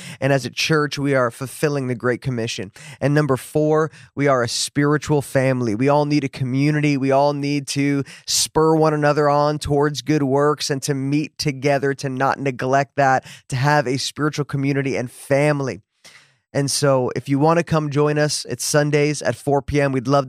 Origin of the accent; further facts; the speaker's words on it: New Jersey, United States; now in Dallas, United States; It is Italian. Yep. I grew up in New Jersey. So most people in New Jersey are Italian or Irish or something like that.